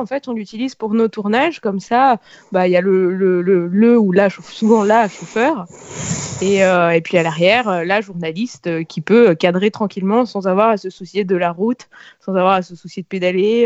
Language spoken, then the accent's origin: French; Paris, Île-de-France, France; je suis née à Paris, euh, j'avais un sens de l'orientation parisien un peu pourri jusqu'à mes dix-huit ans